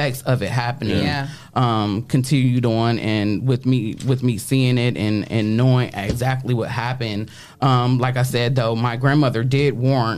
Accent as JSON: {"language": "English", "town": "Toledo", "region": "Ohio", "country": "United States", "tie": "born or raised there", "said": "I grew up out Stickney on Moore Street"}